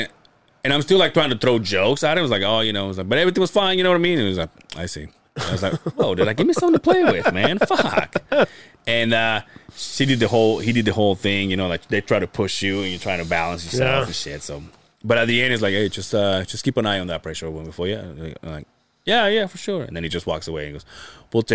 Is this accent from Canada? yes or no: no; Mérida, Yucatán, Mexico; now in Utah, United States; Mérida, Yucatán.